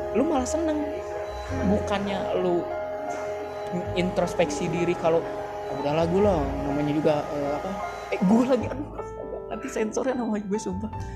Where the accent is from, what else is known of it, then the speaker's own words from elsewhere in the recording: Bandung, West Java, Indonesia; gue juga orang Bandung